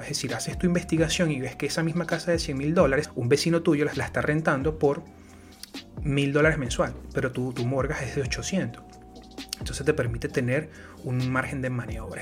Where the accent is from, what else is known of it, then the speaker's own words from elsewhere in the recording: Venezuela; Yo soy de Venezuela.